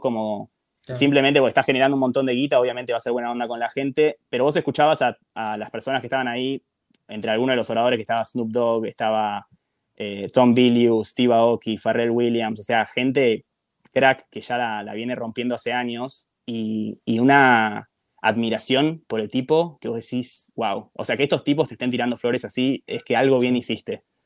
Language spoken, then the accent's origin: Spanish; Argentina; vengo desde Argentina